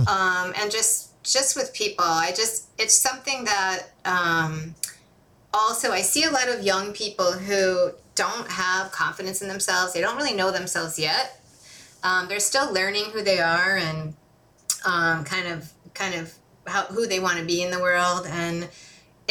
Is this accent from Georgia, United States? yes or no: no; Holland, Michigan, United States; It was great growing up there.